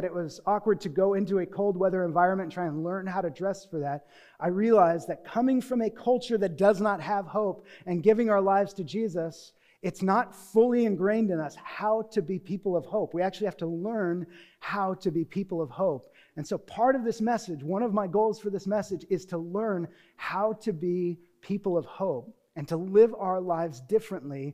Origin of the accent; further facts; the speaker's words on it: Newbury Park, California, United States; also born or lived in Deerfield, Illinois; I did not grow up in a cold environment. I grew up here in Newbury Park